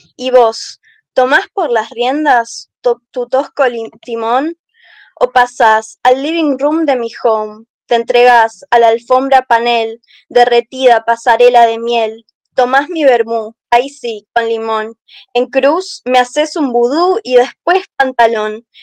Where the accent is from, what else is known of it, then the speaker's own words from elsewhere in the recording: Buenos Aires, Argentina; yo soy de Buenos Aires